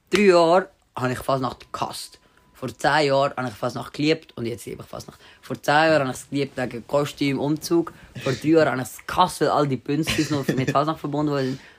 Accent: Winterthur, Zurich, Switzerland; In Winterthur, in meinem Heimatort, in meinem Heimatort.

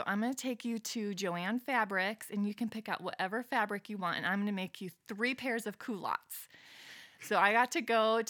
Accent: Medellin, Antioquia, Colombia; now in Los Angeles, United States; Yeah. So I grew up in Medellin, Colombia. That's how you say it in Spanish.

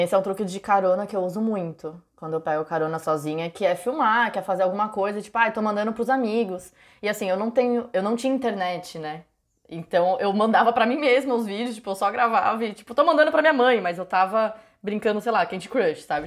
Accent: São Paulo, Brazil; moved away; eu sou de São Paulo

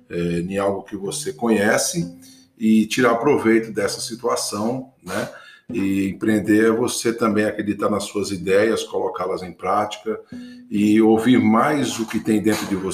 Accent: Batinga, Bahia, Brazil; born there; Eu tenho hoje 56 anos, em fevereiro farei 57, e nasci numa vilinha chamada Batinga, distrito do município de Itaém, Bahia, no sul da Bahia.

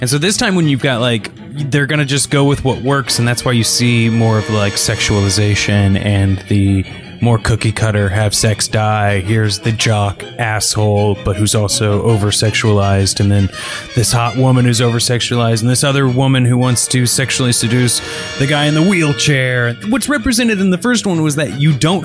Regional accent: Missouri, United States; I grew up in Missouri

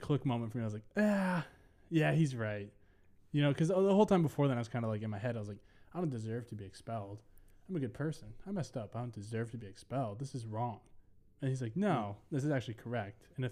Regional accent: Minnesota, United States; also born or lived in Ohio; I'm from Minnesota

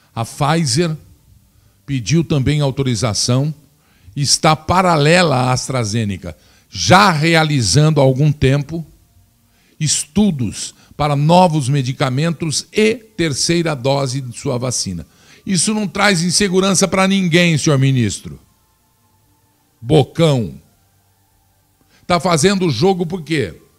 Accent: Brazil; que sou brasileiro

